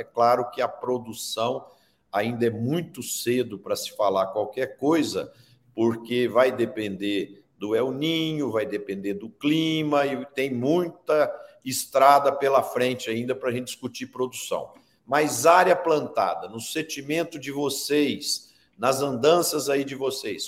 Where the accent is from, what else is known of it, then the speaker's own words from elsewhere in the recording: Brazil; eu pessoalmente, como brasileiro